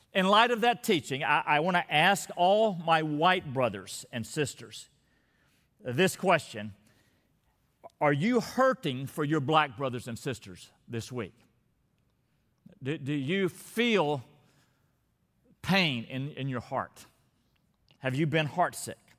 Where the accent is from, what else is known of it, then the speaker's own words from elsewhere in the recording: Texas, United States; my state, Texas